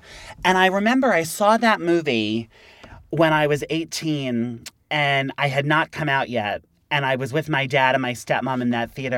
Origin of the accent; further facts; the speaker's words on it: New York, United States; I'm from here.